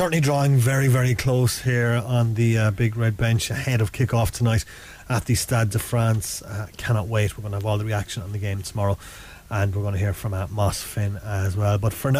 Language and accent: English; Ireland; us both being Irish people